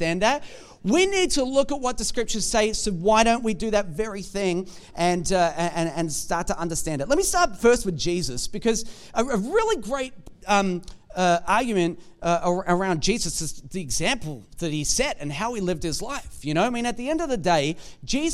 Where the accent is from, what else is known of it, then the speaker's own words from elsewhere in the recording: Australia; we're Australian.